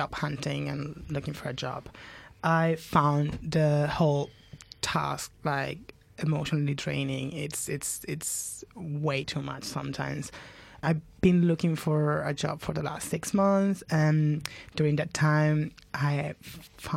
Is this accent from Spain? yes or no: yes; Spain; moved away; I'm from Spain